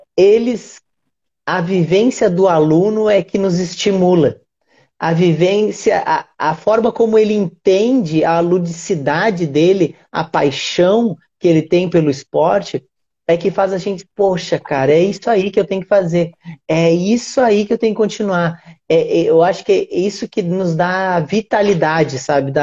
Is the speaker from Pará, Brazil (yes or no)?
no; Rio Grande do Sul, Brazil; eu sou gaúcho